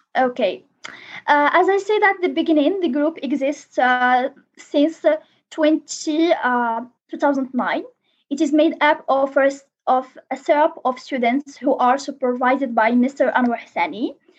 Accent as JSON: {"language": "English", "town": "Casablanca", "region": "Casablanca-Settat", "country": "Morocco", "said": "I'm from Morocco, uh, more precisely for, from Casablanca."}